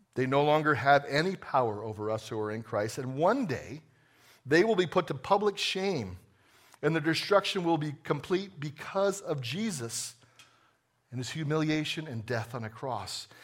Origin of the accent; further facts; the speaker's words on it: New Jersey, United States; I was born in New Jersey a long time ago